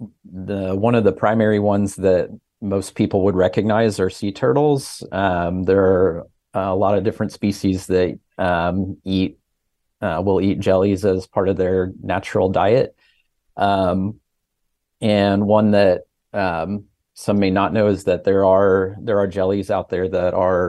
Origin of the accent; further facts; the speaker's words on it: Midwest, United States; Sure. Well, I grew up in the Midwest where there is no ocean